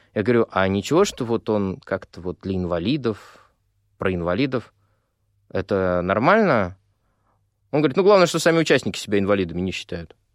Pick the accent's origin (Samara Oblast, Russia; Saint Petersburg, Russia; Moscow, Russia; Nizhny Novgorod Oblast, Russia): Moscow, Russia; а я живу много в Москве. Ну, собственно, я москвич.